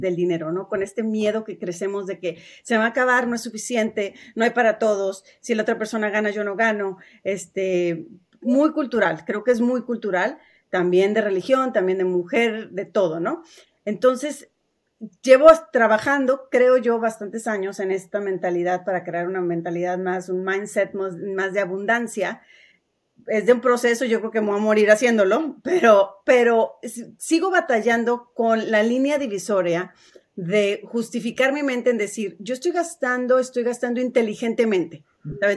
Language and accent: Spanish; Mexico; now in United States; Yo también crecí en México